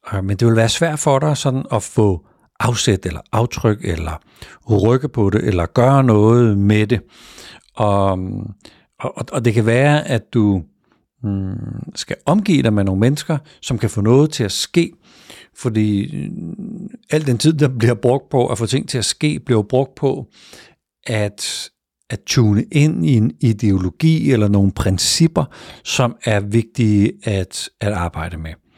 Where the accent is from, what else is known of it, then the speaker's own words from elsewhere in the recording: Denmark; i den del af landet, hvor jeg er vokset op